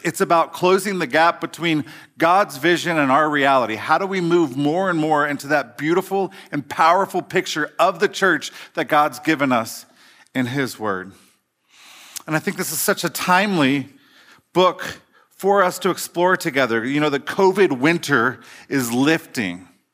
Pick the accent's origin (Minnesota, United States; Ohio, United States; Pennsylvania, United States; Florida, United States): Ohio, United States; Cincinnati; I grew up in Cincinnati in the eighties, Reagan years